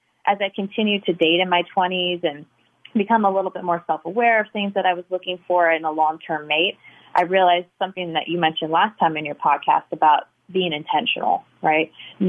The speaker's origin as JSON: {"language": "English", "region": "California", "country": "United States", "tie": "born or raised there", "lives_now": "St. Louis, United States", "said": "So I grew up mostly in California, but I've lived in multiple cities, both East Coast and West, and now, as you mentioned, St. Louis."}